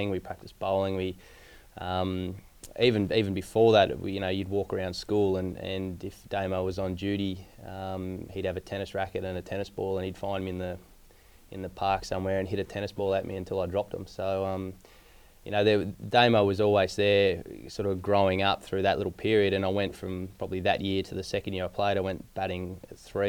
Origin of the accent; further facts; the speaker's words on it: Yeovil, New South Wales, Australia; now in Victoria, Australia; I grew up in a tiny little town, like a little village of about 400 people called Yeovil. It's sort of been like this little Bermuda Triangle of central New South Wales